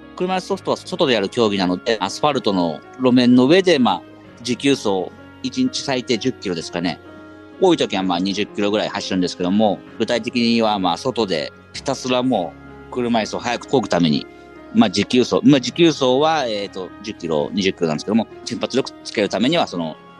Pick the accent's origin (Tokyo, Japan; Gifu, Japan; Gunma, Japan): Gunma, Japan; 地元私群馬なんですけども